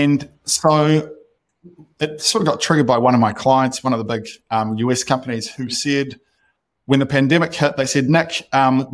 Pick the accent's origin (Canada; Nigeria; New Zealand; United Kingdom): New Zealand; moved away as an adult; also born or lived in Austin, United States; I'm not sure why I'm sitting in Austin when we could be living back in New Zealand.